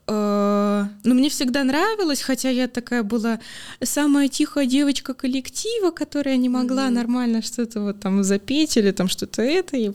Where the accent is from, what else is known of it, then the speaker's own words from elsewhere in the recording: Novosibirsk, Novosibirsk Oblast, Russia; now in Saint Petersburg, Russia; Из Новосибирска. Да, я из Новосибирска родом